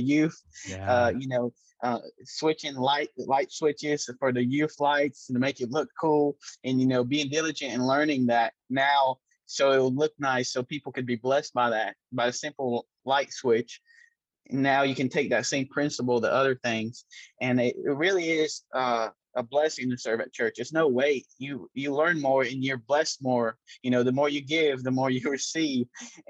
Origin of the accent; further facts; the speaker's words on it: Brazil; born there; I was born in Brazil